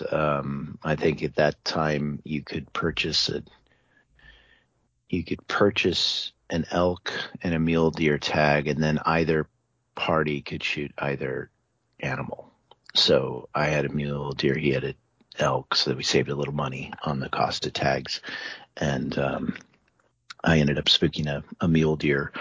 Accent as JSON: {"language": "English", "region": "Iowa", "country": "United States", "tie": "born or raised there", "said": "I grew up in Iowa, and we were avid bow hunters in Iowa for whitetail"}